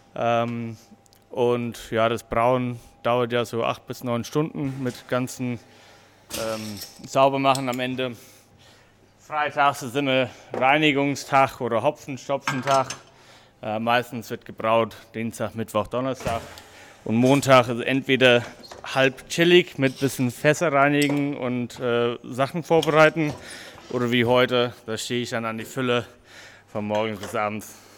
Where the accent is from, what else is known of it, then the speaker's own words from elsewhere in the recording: New Zealand; German is a second language; moved away as an adult; also born or lived in Odenwald, Germany; now in Hamburg, Germany; Also ich bin ähm, gebürtiger Neuseeländer. Ich bin jetzt seit 2014 hier in Deutschland.